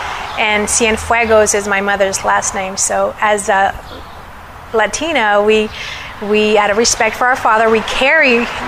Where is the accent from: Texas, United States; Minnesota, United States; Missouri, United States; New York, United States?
Texas, United States; McAllen; first language Spanish; English is a second language; also born or lived in Monterrey, Nuevo León (summers); I'm actually born in McAllen, Texas.